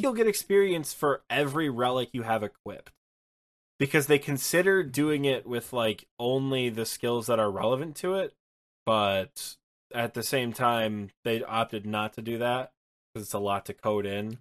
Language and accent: English; Michigan, United States; I'm from Michigan